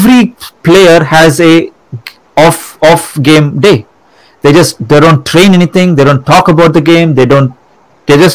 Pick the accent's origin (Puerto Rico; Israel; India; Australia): India; born or raised there; moved away